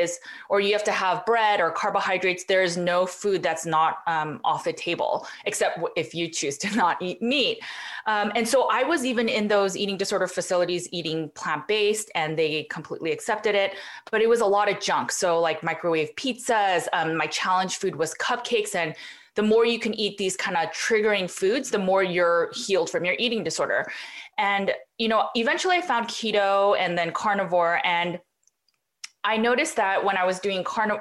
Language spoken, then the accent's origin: English; Los Angeles, California, United States; also born or lived in Berkeley; I grew up in Los Angeles and then I went to Berkeley.